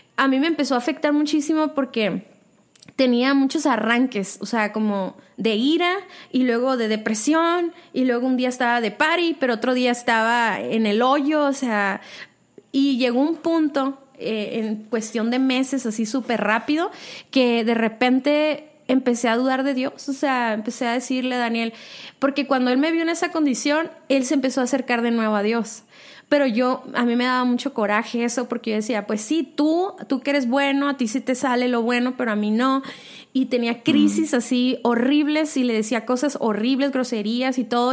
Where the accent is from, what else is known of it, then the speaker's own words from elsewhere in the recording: Mexicali, Baja California, Mexico; now in Guadalajara, Mexico; nací en Mexicali